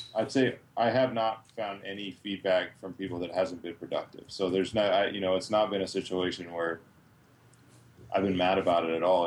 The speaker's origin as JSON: {"language": "English", "region": "Massachusetts", "country": "United States", "moved": "as an adult", "lives_now": "Idaho, United States", "said": "I'm originally from the East Coast. I'm from Massachusetts"}